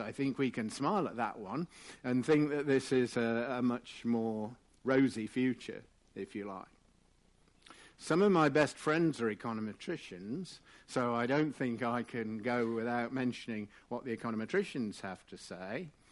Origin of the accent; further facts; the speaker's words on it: England, United Kingdom; I am English